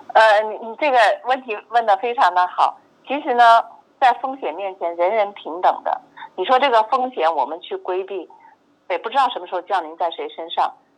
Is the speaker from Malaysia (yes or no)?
no; China; 我们中国人一般叫红蓝卡